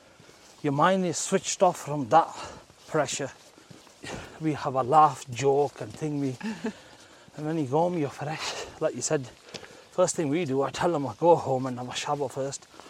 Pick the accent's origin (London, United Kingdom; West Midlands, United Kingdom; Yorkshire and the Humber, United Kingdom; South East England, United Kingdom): Yorkshire and the Humber, United Kingdom; Bradford; Bradford, born and bred as a Yorkshireman